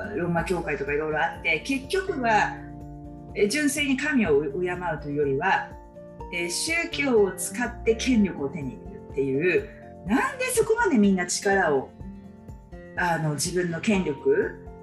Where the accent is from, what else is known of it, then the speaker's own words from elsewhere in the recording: Japan; 私たちは日本人として日本で生まれてきた